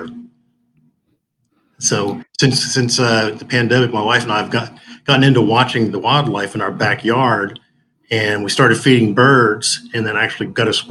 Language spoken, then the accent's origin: English; Middletown, Pennsylvania, United States; Hometown is Middletown, Pennsylvania